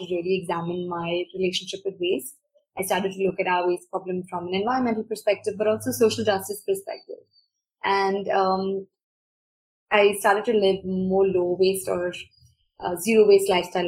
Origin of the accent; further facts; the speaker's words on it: Bangalore, Karnataka, India; I grew up in Bangalore.